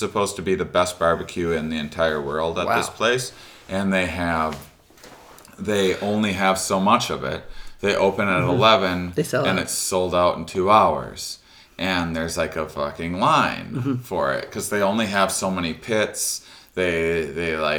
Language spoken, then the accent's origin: English; La Crosse, Wisconsin, United States; moved away; I'm from La Crosse, Wisconsin originally